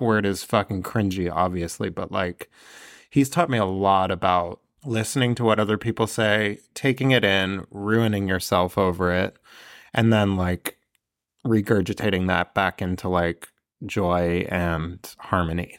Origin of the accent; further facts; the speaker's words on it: Northern California, United States; I grew up in Northern California